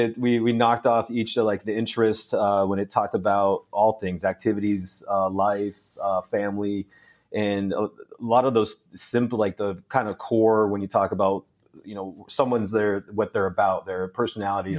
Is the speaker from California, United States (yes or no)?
no; Phoenix, Arizona, United States; also born or lived in Canada; I grew up in the Phoenix area